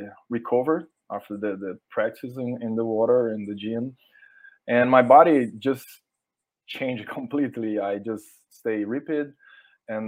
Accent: Brazil; first language Portuguese; English is a second language; English is not my first language, but you can find the best source in English, not in Portuguese

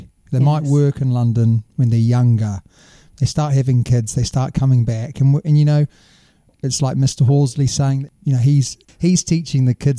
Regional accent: New Zealand; now in Harrogate, United Kingdom; obviously we're both from New Zealand

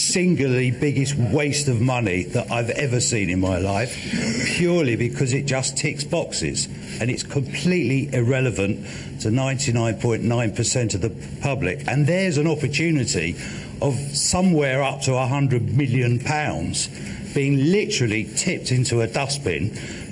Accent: London, United Kingdom; I was born in London. I've lived, except when I'm on a plane, in London all my life

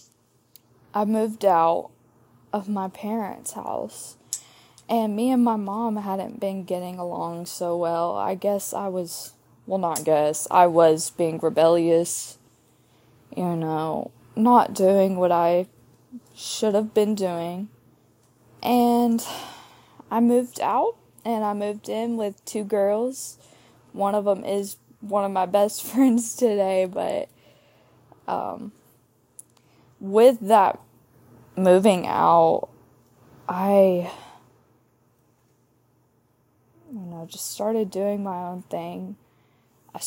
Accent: Starkville, Mississippi, United States; grew up in Starkville, Mississippi, home of the Bulldogs

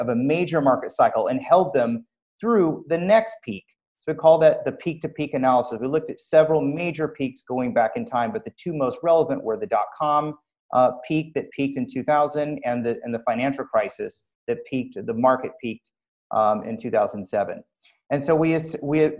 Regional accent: Southern California, United States; I'm from Southern California

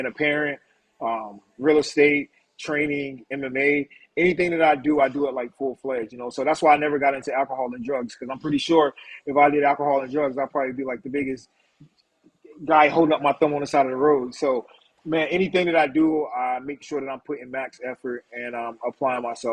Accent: Wilmington, North Carolina, United States; growing up in Wilmington, North Carolina has been, you know, pleasant.

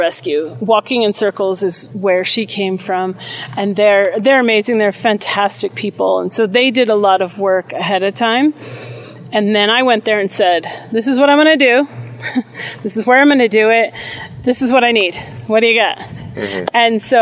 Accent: Cape Cod, Massachusetts, United States; moved away as an adult; now in Albuquerque, United States; I grew up on Cape Cod

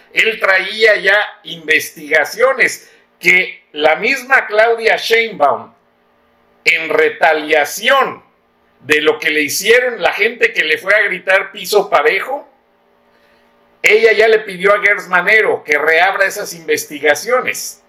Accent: Guanajuato, Mexico; also born or lived in Monterrey; Yo soy guanajuatense

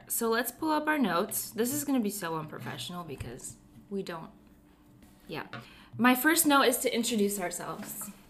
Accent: Cleveland, Ohio, United States; moved away as an adult; also born or lived in Las Vegas; We're from Cleveland. We lived in Vegas.

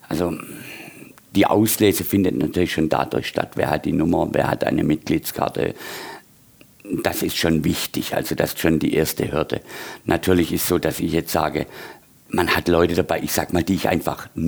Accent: Baden-Württemberg, Germany; Aufgewachsen bin ich auf dem Land, auf dem Dorf. Und ähm, ein kleines Dorf bei Brackenheim, Theodor Heustadt, wahrscheinlich weniger bekannt, gehört zum Großraum Heilbronn.

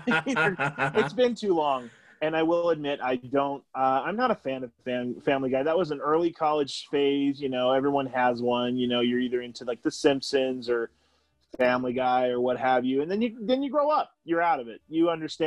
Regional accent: Utah, United States; We're all from Utah

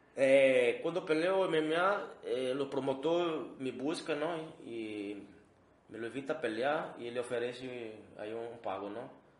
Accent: Brazil; Spanish is a second language; now in Mexico; yo como soy de Brasil

